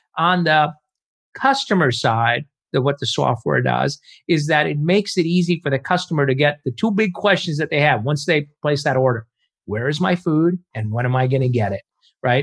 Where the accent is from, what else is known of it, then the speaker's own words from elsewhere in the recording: Chicago, Illinois, United States; moved away as an adult; I grew up in Chicago